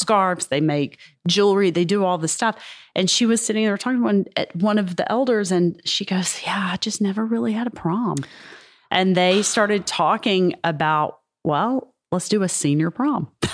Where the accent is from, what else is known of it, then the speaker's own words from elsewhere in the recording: Mississippi, United States; I am from Mississippi